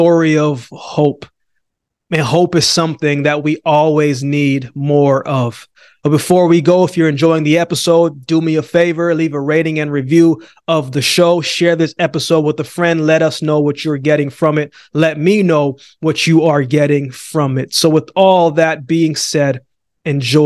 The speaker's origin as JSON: {"language": "English", "town": "Calgary", "region": "Alberta", "country": "Canada", "tie": "born or raised there", "also_born_or_lived": "Jamaica / Yellowknife", "moved": "yes", "said": "I was born in Jamaica, but I came to Canada, then I went to Yellowknife, grew up in Calgary."}